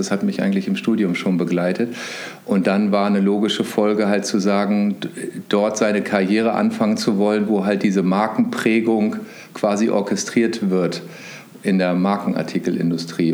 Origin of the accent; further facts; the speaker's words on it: Hanover, Lower Saxony, Germany; moved away as an adult; also born or lived in Bayreuth; Ich komme aus einem Vorort von Hannover, also bin ein klassischer Großstadt-Vorort-Mensch